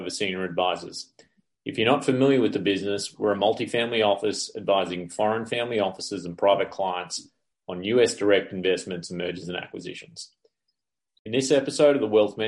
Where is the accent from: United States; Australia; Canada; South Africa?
Australia; As an Australian